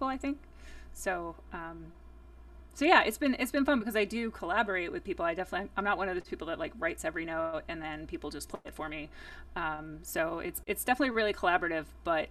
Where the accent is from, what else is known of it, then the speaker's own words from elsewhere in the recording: New Jersey, United States; growing up in New Jersey